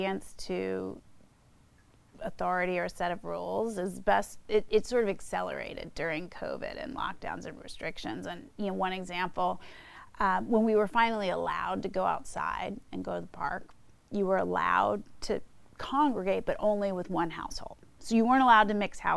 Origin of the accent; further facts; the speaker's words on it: East Coast, United States; moved away; also born or lived in South Bay, California / San Francisco, California; I'm from the East Coast